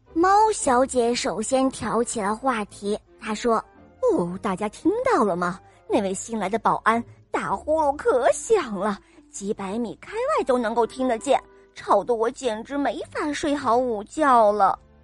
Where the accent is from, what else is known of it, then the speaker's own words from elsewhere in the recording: Hefei, Anhui, China; 我今年五岁了，我来自合肥